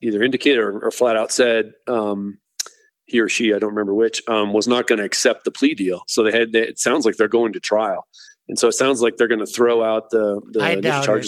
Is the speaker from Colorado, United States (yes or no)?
yes; Denver, Colorado, United States; I was born right here in Denver